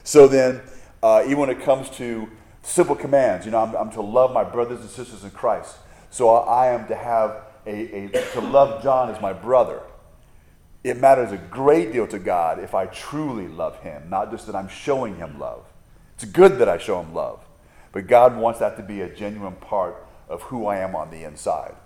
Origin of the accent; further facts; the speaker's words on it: United States; as an American